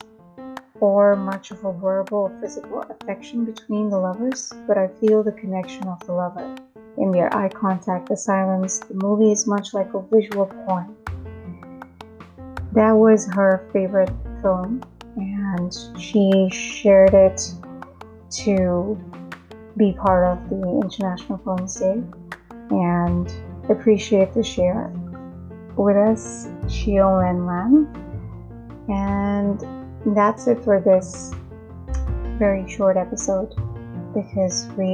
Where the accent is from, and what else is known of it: Mumbai, Maharashtra, India; born or raised there; first language Hindi; English is a second language